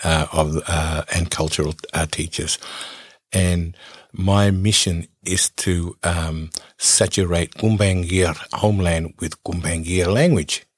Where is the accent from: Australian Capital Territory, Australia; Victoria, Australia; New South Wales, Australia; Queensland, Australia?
New South Wales, Australia; Nambucca Heads; I grew up in Nambaca Heads on the Aboriginal Reserve in Nambaca Heads